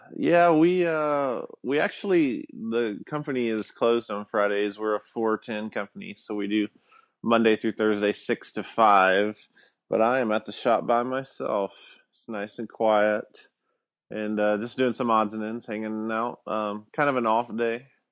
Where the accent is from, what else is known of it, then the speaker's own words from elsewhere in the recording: Alabama, United States; I grew up in Alabama